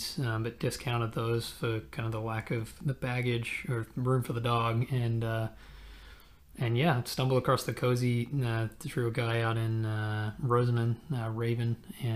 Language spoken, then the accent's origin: English; Armidale, New South Wales, Australia; moved away as an adult; also born or lived in Canberra, Australia; now in Oakland, United States; I'm originally from Armidale, Australia, which is sort of in the country, and then moved to Canberra